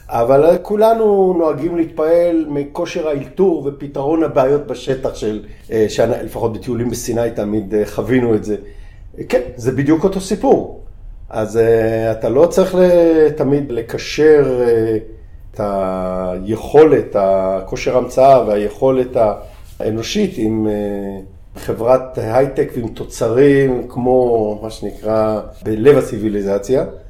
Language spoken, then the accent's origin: Hebrew; Tel Aviv, Tel Aviv District, Israel; moved away as an adult; אני מהמרכז, אני גדלתי בעיר בתל אביב